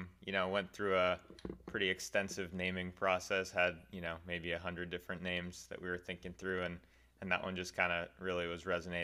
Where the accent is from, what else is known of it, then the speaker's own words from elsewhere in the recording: Lexington, Massachusetts, United States; Yeah, I'm from Lexington, Massachusetts, just outside of Boston.